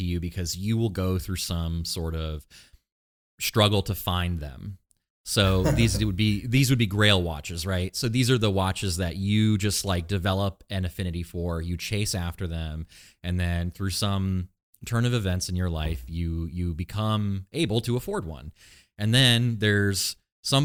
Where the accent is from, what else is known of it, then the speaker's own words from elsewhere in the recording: Maine, United States; now in Austin, United States; I grew up in Maine